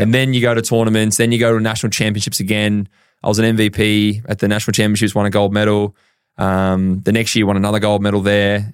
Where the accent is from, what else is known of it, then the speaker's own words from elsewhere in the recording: Horsham, Victoria, Australia; I grew up in Horsham, County Victoria